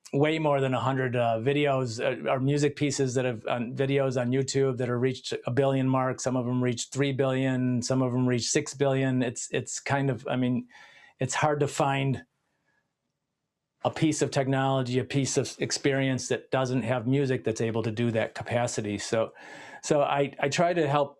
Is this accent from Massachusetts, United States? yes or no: no; Detroit, Michigan, United States; I grew up in Detroit, which was a huge music city